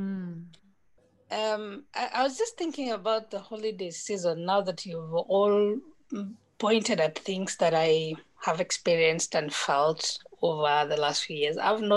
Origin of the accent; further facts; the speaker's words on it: Nyeri, Nyeri County, Kenya; also born or lived in Nairobi; now in Kilifi, Kenya; I was born in Nairobi, but I was brought up in Nyeri, which is a typical village